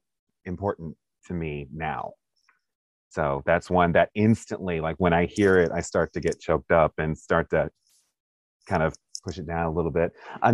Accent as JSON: {"language": "English", "town": "Stockbridge", "region": "Georgia", "country": "United States", "tie": "born there", "said": "I was about 3 years old and I'm at my grandparents' house because I was born in Stockbridge, Georgia."}